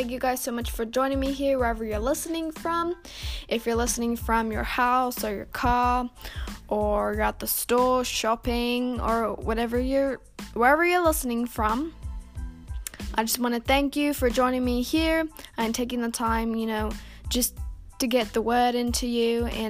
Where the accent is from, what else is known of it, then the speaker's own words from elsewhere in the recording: Houston, Texas, United States; I'm not from Australia. I'm from Texas. I'm a Texas gal. But yeah, I mean, I don't have a Texas accent, but I am from Texas, Houston, Texas.